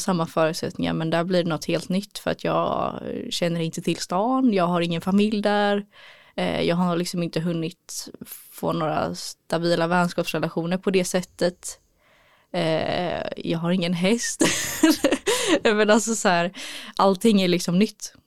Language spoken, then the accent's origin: Swedish; Gothenburg, Västra Götaland, Sweden; moved away as an adult; also born or lived in Örebro; här i Göteborg då har jag redan en trygghet i att eh, det är min hemstad, jag har min familj här